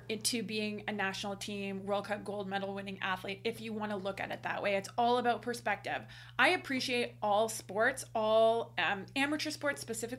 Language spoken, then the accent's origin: English; Canada; we are Canadian